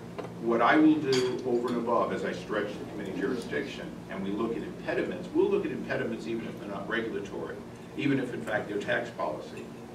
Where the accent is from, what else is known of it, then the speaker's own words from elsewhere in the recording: California, United States; in some cases, as a Californian, if we make a 5% federal repatriation